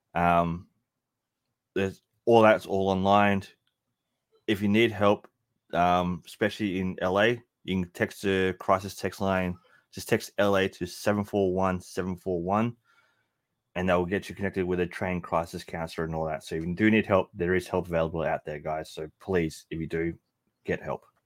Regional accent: Melbourne, Victoria, Australia; in Melbourne, Australia, my hometown

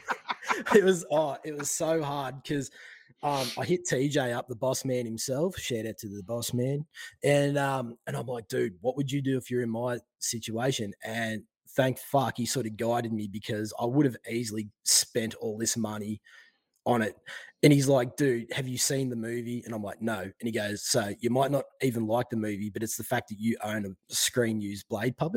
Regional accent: Victoria, Australia; also born or lived in Western Australia; I'm living in Victoria in my hometown at the moment.

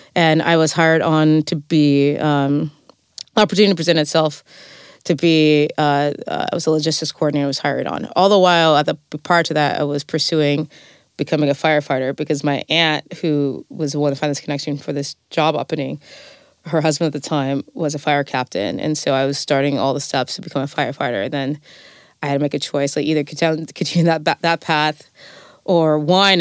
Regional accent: Fresno, California, United States; now in Vermont, United States; I'm from the Central Valley, I'm from Fresno

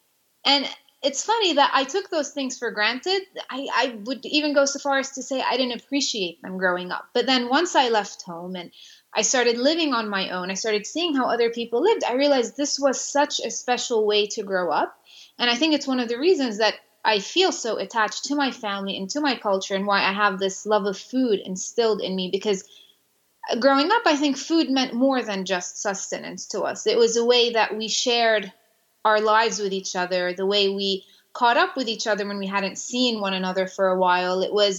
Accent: Jerusalem, Jerusalem District, Israel; English is a second language; I grew up in Jerusalem, and I took it for granted that I did not want to end up in the kitchen, because I saw it almost as a sentence.

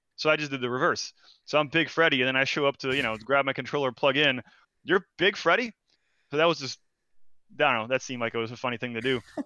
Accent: Brazil; moved away; I'm foreign. I'm from Brazil

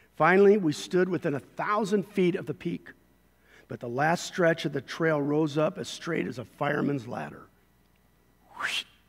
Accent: Costa Mesa, California, United States; the neighborhood, uh, where I grew up in Costa Mesa, or spent a lot of years in Costa Mesa

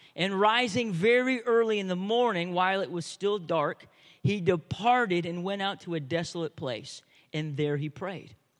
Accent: United States; I know we're American

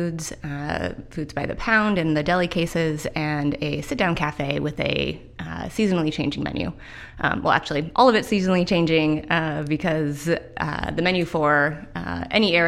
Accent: Redmond, Washington, United States; also born or lived in Edmonds; now in Everett, United States; I'm from the Northwest. I grew up in Redmond, and I live in South Everett now

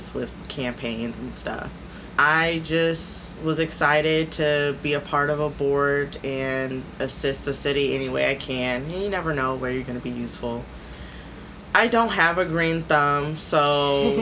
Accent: California, United States; now in Des Moines, United States; I'm originally from California

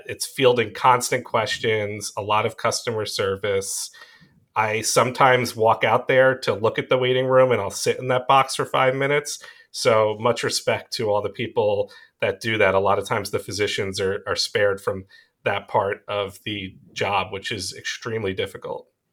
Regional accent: Long Island, New York, United States; accent: Long Island; moved away as an adult; also born or lived in Rochester, New York / Tel Aviv, Israel; I was born and raised on Long Island, and I try and hide the New York accent, the Long Island accent

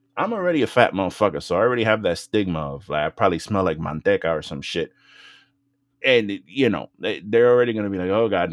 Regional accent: New York City, New York, United States; growing up in the Bronx

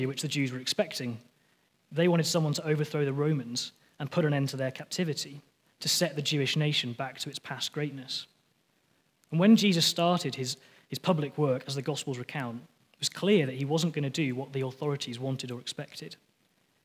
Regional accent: near the Lake District, North West England, United Kingdom; moved away; I was born just near the Lake District down in England.

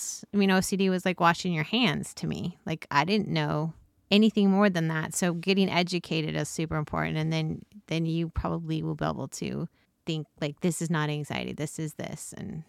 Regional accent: Snowflake, Arizona, United States; I grew up in Snowflake, Arizona.

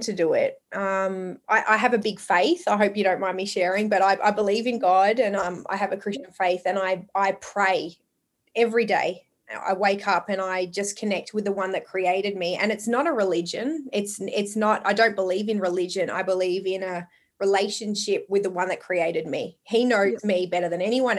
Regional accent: Longford, Victoria, Australia; also born or lived in Port Albert, Victoria; So my family originally moved to Port Albert, and then I grew up in Longford. I was a Longford girl

